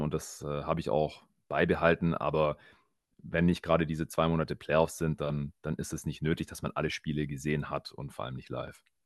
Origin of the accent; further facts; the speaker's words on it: Swabia, Baden-Württemberg, Germany; accent: Swabian; moved away; ich äh, kann gut verstecken, dass ich eigentlich aus dem Schwabeländle komme.